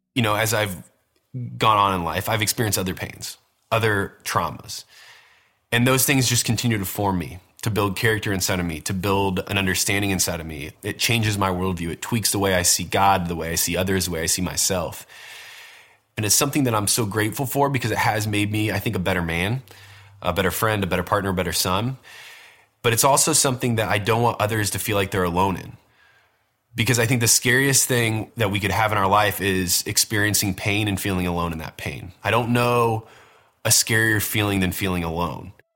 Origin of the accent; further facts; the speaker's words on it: Warsaw, Indiana, United States; I grew up in Warsaw, Indiana, which is a little town kind